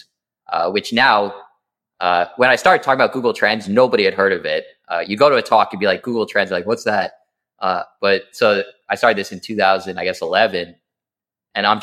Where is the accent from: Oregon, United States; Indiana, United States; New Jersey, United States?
New Jersey, United States; Alpine; I grew up in New Jersey, Alpine, New Jersey